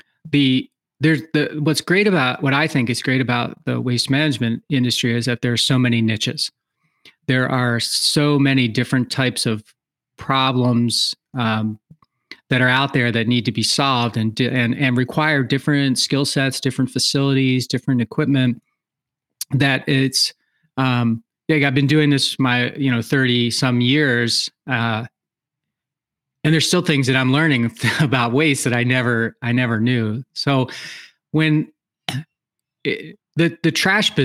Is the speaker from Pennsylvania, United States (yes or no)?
yes; outside of Philadelphia, Pennsylvania, United States; moved away as an adult; now in Wisconsin, United States; I was born outside of Philadelphia, Pennsylvania, and lived there pretty much in the same, you know, 1 mile area for, you know, till I got out of college